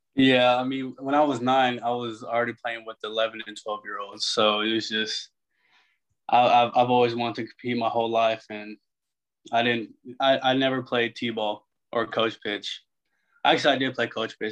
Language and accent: English; San Antonio, Texas, United States; moved away; also born or lived in Arkansas; I'm from San Antonio, Texas, so I mean, just growing up